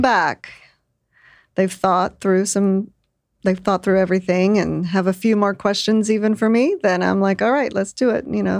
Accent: Lake Charles, Louisiana, United States; now in Austin, United States; I was born in Lake Charles, Louisiana.

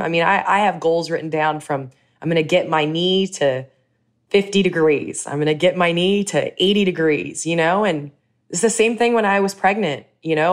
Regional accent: Chicago, Illinois, United States; moved away as an adult; also born or lived in Los Angeles; I came back home

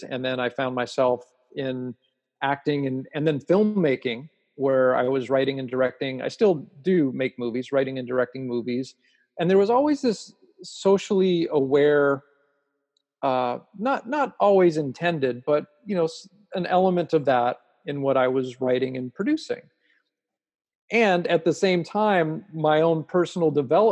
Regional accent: Los Angeles, California, United States; I grew up in Los Angeles

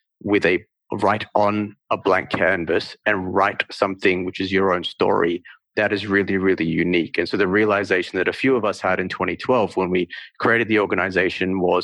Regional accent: Northern Territory, Australia; moved away; also born or lived in India; So I was born in India, but I actually grew up in the Northern Territory.

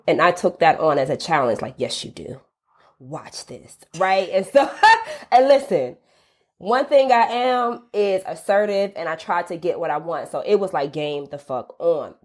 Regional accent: College Park, Georgia, United States; I'm from College Park, Georgia, which is a suburb of Atlanta, uh, predominantly Black neighborhood, very much working class

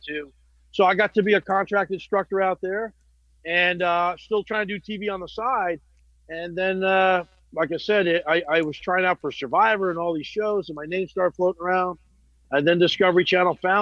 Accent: New Jersey, United States; North Jersey, Italian, pretty crazy Italian neighborhoods.

